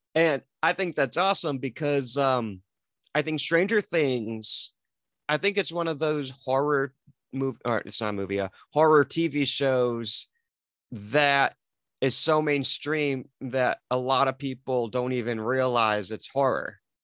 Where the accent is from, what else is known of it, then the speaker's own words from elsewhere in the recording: Detroit, Michigan, United States; I'm from the Detroit area in Michigan.